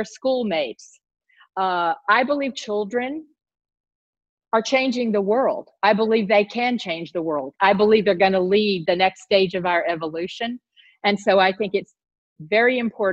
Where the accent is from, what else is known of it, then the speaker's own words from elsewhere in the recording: the South, United States; I grew up in the South. I grew up in the southern part of the United States